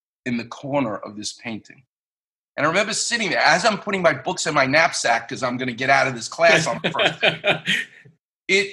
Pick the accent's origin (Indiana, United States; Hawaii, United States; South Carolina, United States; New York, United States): New York, United States; New York City; moved away as an adult; now in Los Angeles, United States; I'm from Far Rockaway.